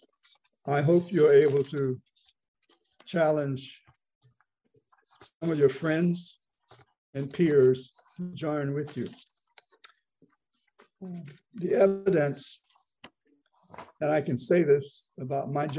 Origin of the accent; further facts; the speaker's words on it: the South, United States; I grew up in the South, and I find that I'm able to live here